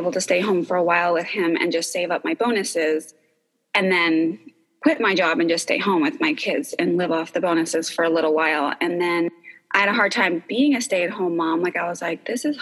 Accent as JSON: {"language": "English", "region": "New York", "country": "United States", "also_born_or_lived": "California", "moved": "as an adult", "lives_now": "Austin, United States", "said": "I'm originally from New York, and I've been in Austin now for almost 15 years"}